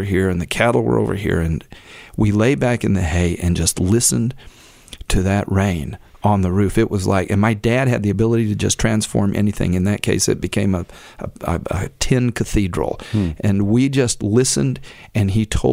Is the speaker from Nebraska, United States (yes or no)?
no; Oakville, Texas, United States; Oakville is my hometown